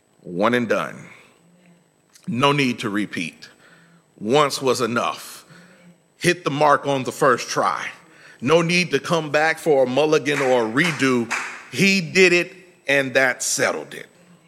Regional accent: Indiana, United States; moved away as an adult; now in Texas, United States; When I was in undergrad, I came to Texas from Indiana, and I had registered for classes.

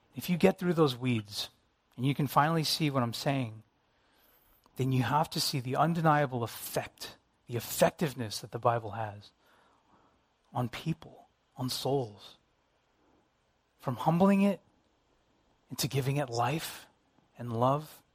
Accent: United States; Me being Asian American

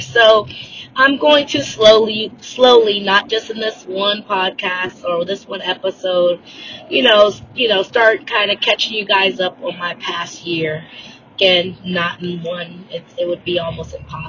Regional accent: United States; I am Black American

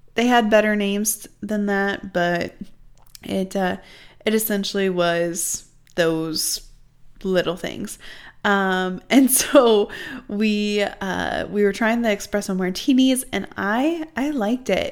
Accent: Midwest, United States; I'm really from the Midwest

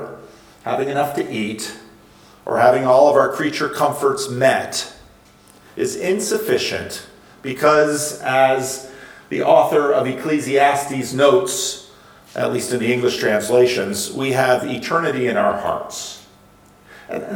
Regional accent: United States; I'm an American

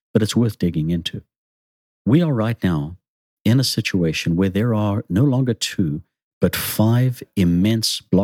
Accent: Zimbabwe; Growing up in Zimbabwe, I was one of those nations influenced by the communist bloc

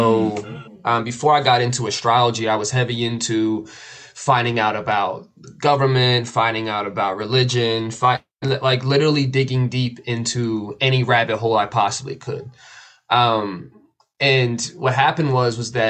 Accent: outside of Philadelphia, Pennsylvania, United States; I grew up right outside of Philly, so it was a really rough area

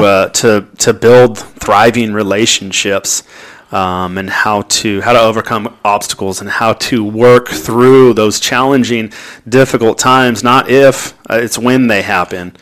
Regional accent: Anaheim, California, United States; moved away as an adult; also born or lived in North Texas; was born and raised in Anaheim, California

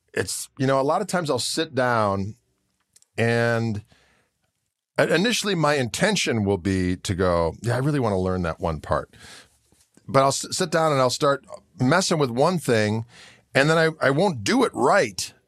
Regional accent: southeastern Wisconsin, United States; we're from the South, southeastern Wisconsin

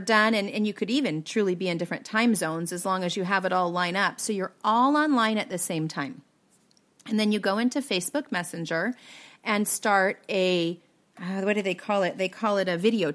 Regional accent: Pacific Northwest, United States; I'm from the Pacific Northwest

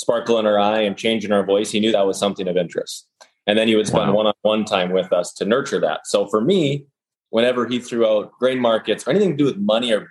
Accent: Western North Dakota, United States; I grew up in North Dakota

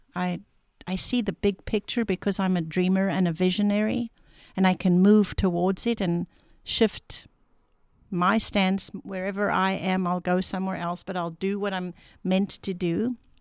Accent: South Africa; moved away; I am South African living in a new homeland, Afrikaans culture moving into an English space.

